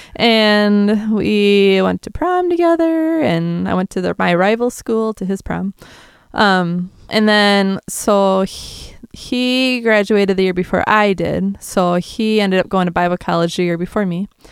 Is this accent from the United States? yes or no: yes; south of Green Bay, Wisconsin, United States; I'm from Wisconsin.